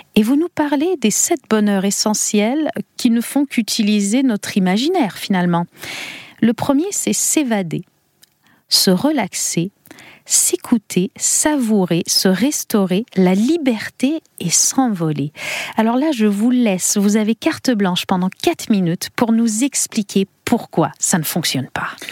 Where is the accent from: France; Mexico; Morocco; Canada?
Canada; chez nous au Canada